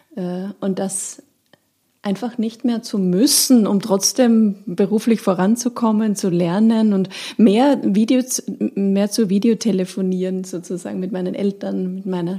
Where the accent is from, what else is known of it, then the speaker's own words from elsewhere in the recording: Austria; moved away as an adult; now in Hamburg, Germany; ich komme aus Österreich